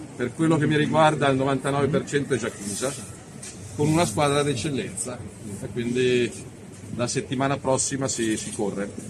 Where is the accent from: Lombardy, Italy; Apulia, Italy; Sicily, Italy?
Lombardy, Italy; Milan; da cittadino lombardo e da milanese